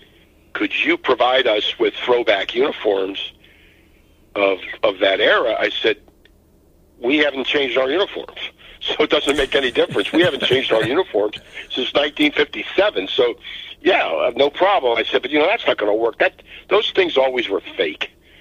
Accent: Baltimore, Maryland, United States; I grew up in Baltimore. I didn't need any help on the quiz.

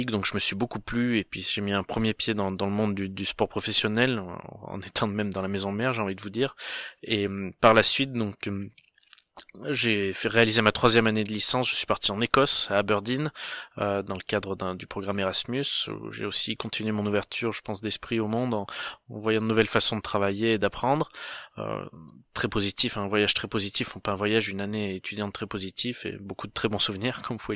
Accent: Auvergne-Rhône-Alpes, France; je viens du coup du, du Cantal et mon père est à la base des entreprises entreprise de, charcuterie

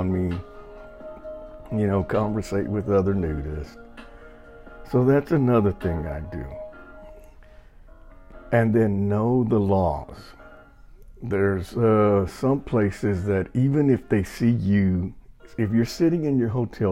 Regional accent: Texas, United States; moved away; I'm Mexican and I'm from Texas, so I'm used to Spanish.

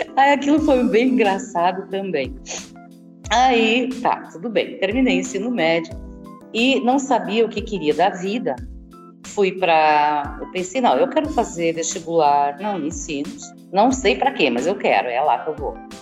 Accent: Estrela, Rio Grande do Sul, Brazil; Sou natural de Estrela, no Rio Grande do Sul

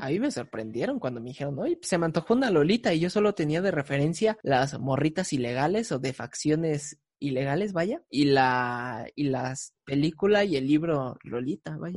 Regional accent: Mexico; soy mexicano

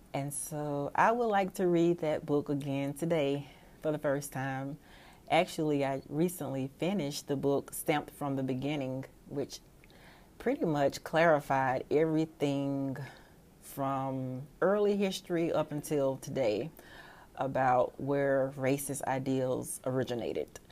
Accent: Mississippi, United States; I am from Mississippi. a small town just west of Jackson, the state capital

